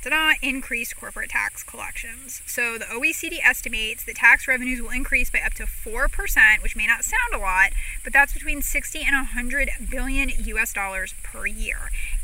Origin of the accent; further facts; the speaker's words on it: Ireland; I'm worried most about the Irish, because I am Irish and I know we're stubborn and we like to fight.